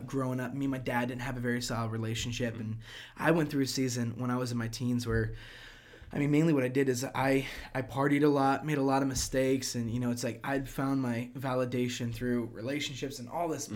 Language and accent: English; Prince George's County, Maryland, United States; moved away as an adult; also born or lived in Kentucky / Orlando, Florida; now in Clermont, United States; I grew up in a place called PG County, which is like 10 minutes right outside of D.C.